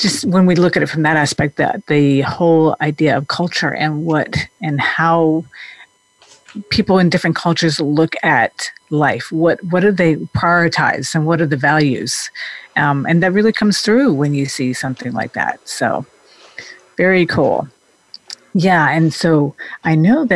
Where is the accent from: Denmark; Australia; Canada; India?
Denmark; moved away; I grew up in Denmark